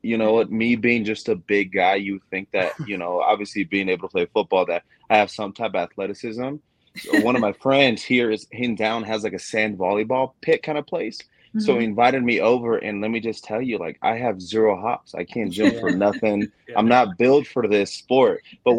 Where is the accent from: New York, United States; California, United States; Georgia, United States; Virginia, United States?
California, United States; Pasadena; I'm from Pasadena, so I'm right down the street from you.